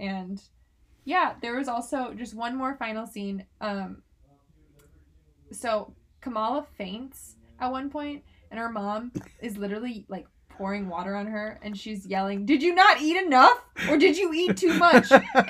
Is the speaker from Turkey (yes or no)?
yes; Turkey; accent: Turkish; That sounds, my accent's Turkish, so anyway.